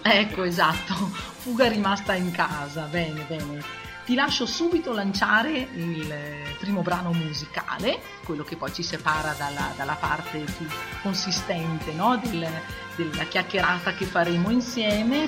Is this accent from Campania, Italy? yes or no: no; Val di Non, Trentino-Alto Adige, Italy; per noi che veniamo dalla Val di Non